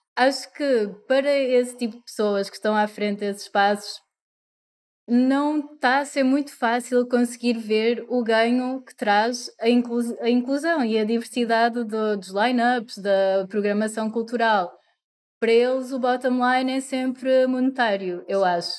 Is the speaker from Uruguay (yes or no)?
no; Portugal; moved away as an adult; also born or lived in Coimbra; now in Porto, Portugal; cresci em Oliveira das Meias, nasci em Coimbra